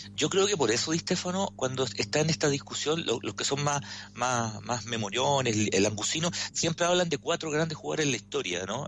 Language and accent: Spanish; Chile; como, chile, como chileno